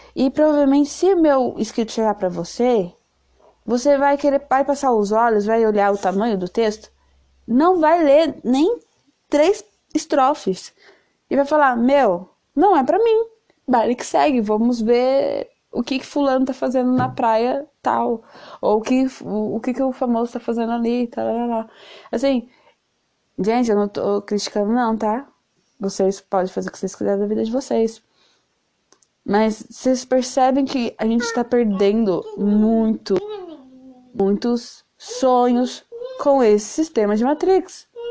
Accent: São Paulo, Brazil; eu sou de São Paulo, eu moro numa ilhota

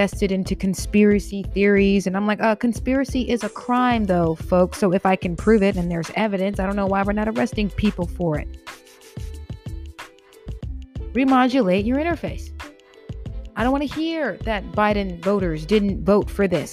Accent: United States; as an American

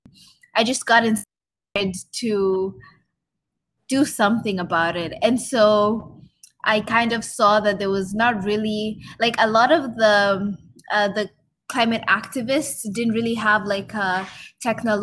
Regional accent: Kenya; now in Ottawa, Canada; I grew up in Kenya.

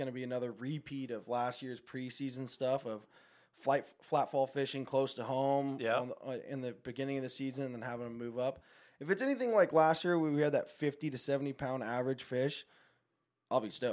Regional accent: Encinitas, California, United States; born or raised there; also born or lived in Palm Desert, California

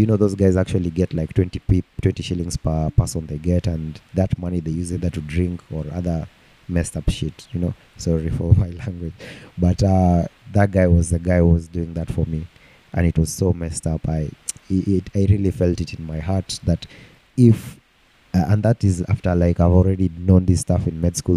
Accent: Nairobi, Kenya; I grew up in Umoja and when we were in Moja, they, we used to go to Umoja Primary School

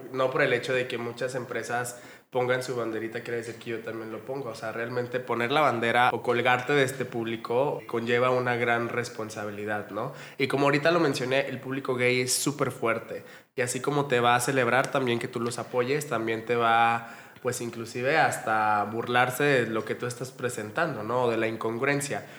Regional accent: Mexico; tenemos nosotros como mexicanos

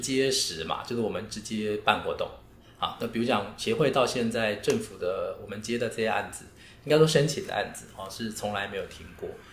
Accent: Taoyuan, Taiwan; 我们身为桃园在地，啊，就是能发声的一份子，就是我们自己是开独立书店，自己在艺文界，自己在媒体上

